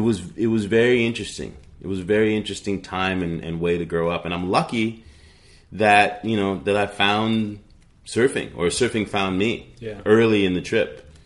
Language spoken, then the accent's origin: English; New York, United States; also born or lived in New England; And I'm a kid from New York and New England.